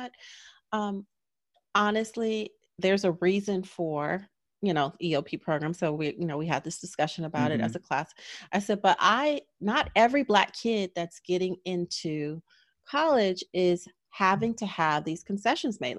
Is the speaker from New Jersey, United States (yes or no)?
no; Los Angeles, California, United States; moved away as an adult; I grew up in Los Angeles, and UCLA was down the street